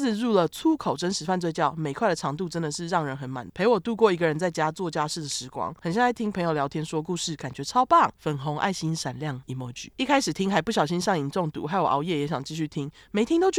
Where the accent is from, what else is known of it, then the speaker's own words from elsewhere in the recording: Tainan, Taiwan; 我是台南人，但是因为男友也是同校的学生，不用再当周末情侣，我的生活已经改善很多